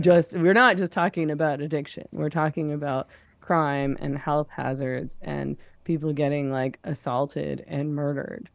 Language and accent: English; Vancouver, British Columbia, Canada; I come from Vancouver